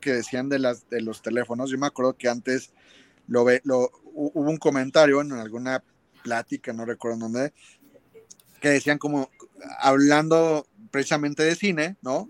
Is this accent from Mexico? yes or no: yes; Mexico; nosotros en México tenemos un súper talento